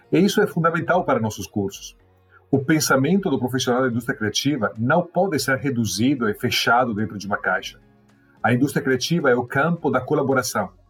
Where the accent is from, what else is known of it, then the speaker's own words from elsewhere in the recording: Italy; Portuguese is a second language; moved away as an adult; now in Brazil; Eu ainda estava na Itália, sou italiano. Era doutorando no Politécnico de Milão.